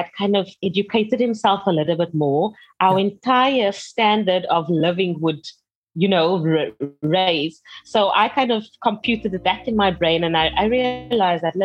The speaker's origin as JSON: {"language": "English", "town": "Cape Town", "region": "Western Cape", "country": "South Africa", "tie": "born or raised there", "also_born_or_lived": "Kuils River / Somerset West", "said": "I was born here in Cape Town in Tigerberg Hospital, and you know, my family, we kind of lived in Kuilsriver"}